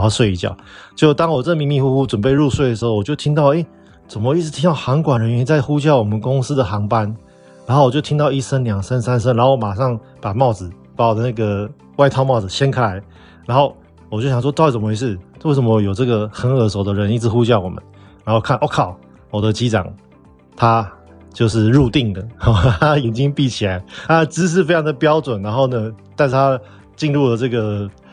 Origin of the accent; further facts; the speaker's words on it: Taiwan; 我们台湾人其实都会蛮为对方考量的